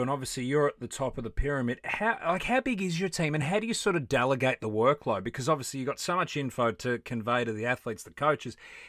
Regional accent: Australia; as an Aussie

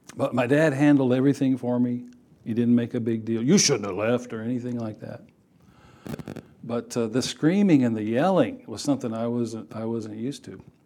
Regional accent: Texas, United States; I grew up in Texas.

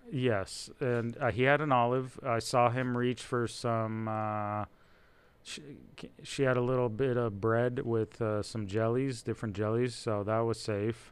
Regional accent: Israel; English is a second language; moved away; born in Israel. English is my second language

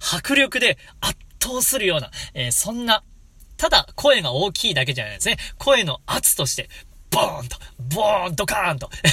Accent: Hokuriku, Japan; now in Kanto, Japan; 僕の地元の北陸

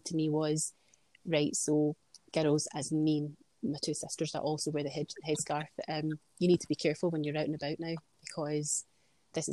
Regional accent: Glasgow, Scotland, United Kingdom; I'm born and brought up in Glasgow. We've lived in Scotland all my life.

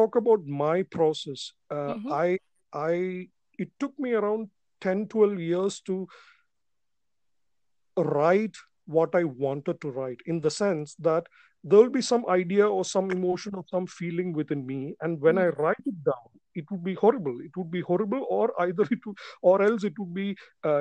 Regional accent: Kerala, India; I am from Kerala, India

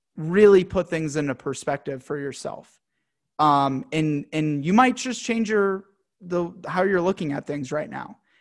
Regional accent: United States; a young, proud, you know, American dude

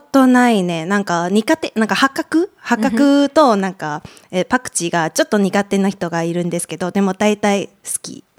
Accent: Taipei, Taiwan; moved away; 台湾から来ました

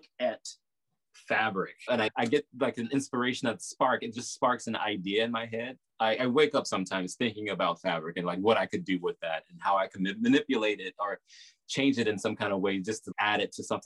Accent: the South, United States; accent: Southern; moved away as an adult; now in New York, United States; my Southern accent

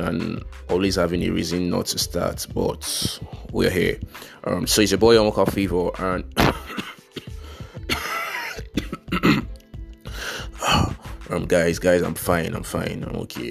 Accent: Nigeria; being a Nigerian

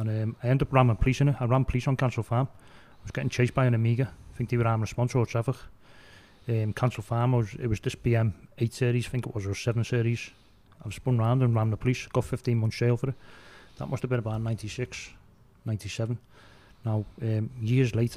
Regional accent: Liverpool, North West England, United Kingdom; I was brought up near Low Brick Road and Townsend Lane when I was a kid

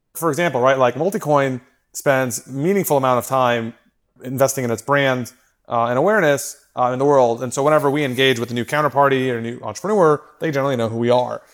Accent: Austin, Texas, United States; moved away as an adult; also born or lived in New York; I grew up in Austin.

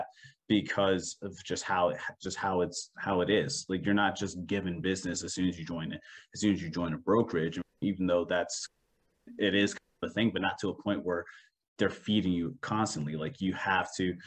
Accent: New Jersey, United States; now in Maryland, United States; originally I'm from New Jersey

